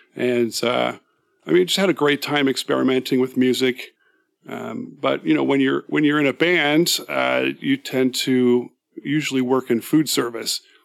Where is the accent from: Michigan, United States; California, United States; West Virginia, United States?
California, United States; San Francisco Bay Area; moved away as an adult; now in Seattle, United States; I grew up in the San Francisco Bay Area.